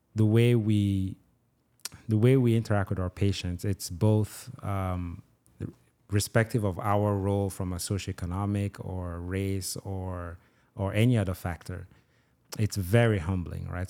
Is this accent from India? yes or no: no; Nigeria; also born or lived in Jamaica; now in United States; I was born and raised in Nigeria, grew up in Jamaica